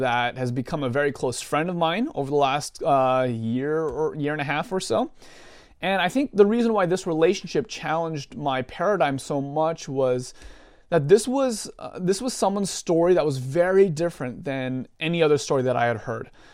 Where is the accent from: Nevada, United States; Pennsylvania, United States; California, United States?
California, United States; Southern; now in Portland, United States; born and raised in Southern California area. Uh, currently live with my wife, uh, in the Portland, Oregon area right now